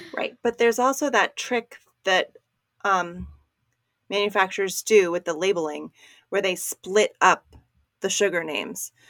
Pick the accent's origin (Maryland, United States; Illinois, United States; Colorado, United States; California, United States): Maryland, United States; moved away; where I grew up in Maryland